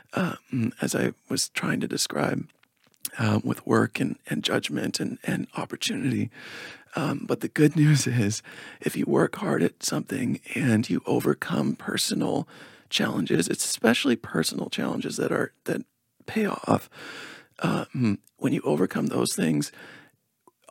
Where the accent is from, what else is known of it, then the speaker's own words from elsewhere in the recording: Victoria, British Columbia, Canada; now in Sedona, United States; my hometown of Victoria, BC, which is very folk oriented